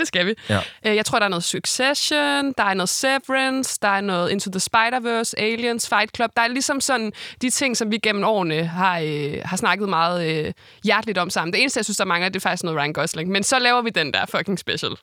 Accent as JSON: {"language": "Danish", "town": "Esbjerg", "region": "Southern Denmark", "country": "Denmark", "said": "jeg er jo fra Esbjerg"}